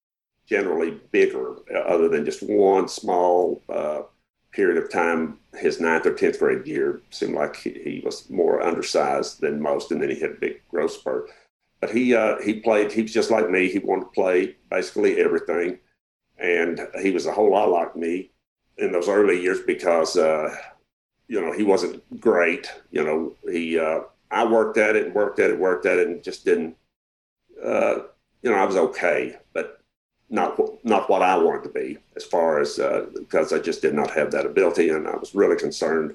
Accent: Arkansas, United States

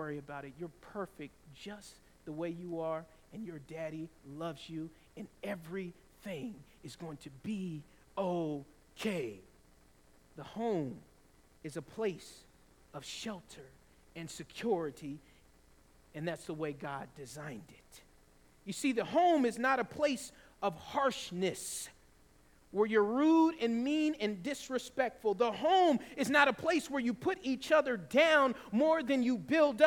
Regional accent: the South, Georgia, United States; And in the South, in Georgia, we often had tornadoes

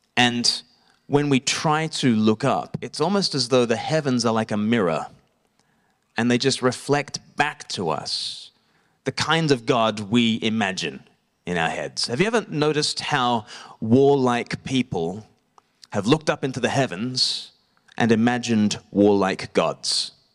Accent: Australia; now in Eastbourne, United Kingdom; I grew up in Australia.

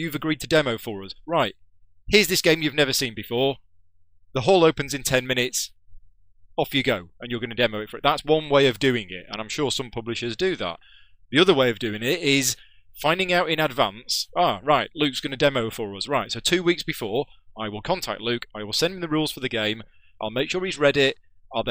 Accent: the north of England, United Kingdom; accent: northern; moved away as an adult; I've been down here for 6 years now, but... from all the people down here, I'm still northern

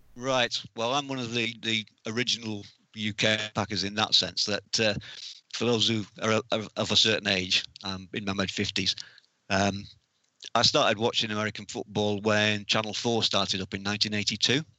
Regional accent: North West England, United Kingdom; also born or lived in North Wales / Haslingden; for most of my life, I've lived up in the, in the north of England.

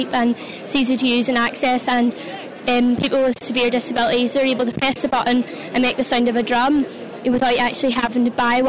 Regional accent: County Antrim, Northern Ireland, United Kingdom; I'm from County Antrim.

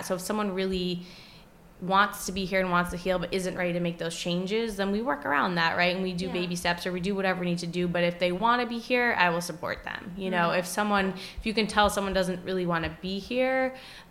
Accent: Westerly, Rhode Island, United States; moved away as an adult; also born or lived in Boston / Pacific Northwest; now in Providence, United States; growing up in Rhode Island, I wasn't familiar

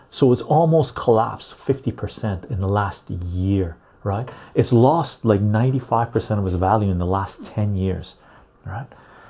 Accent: Turkey; If it's about the economy, my country sucks too. I'm from Turkey.

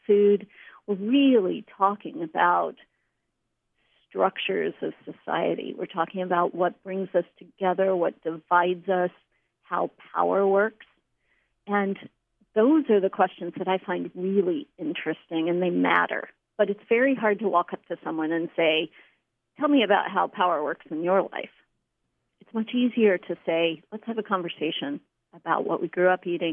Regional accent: Western North Carolina, United States; moved away; I'm from Western North Carolina

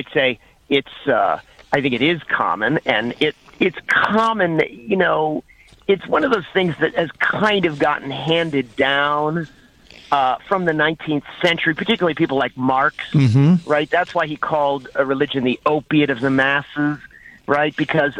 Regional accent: the South, United States; I'm from the South, and of course, you know, it's a big seller, that series of books.

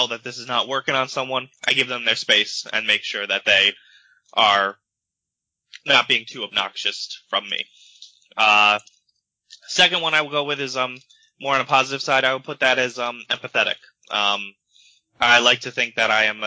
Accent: New York, United States; now in Pennsylvania, United States; I'm from New York.

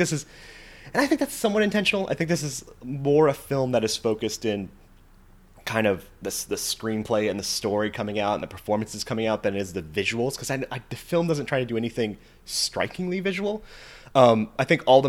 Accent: Western Nevada, United States; I grew up in Western Nevada

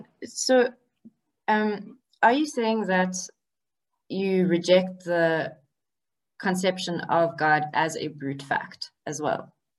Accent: South Africa; I'm South African, and I have friends here in South Africa

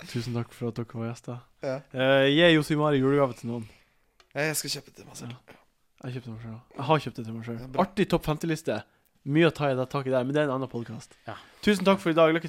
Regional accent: Ørnes, Nordland, Norway; Ja, jeg er jo fra Ørnes.

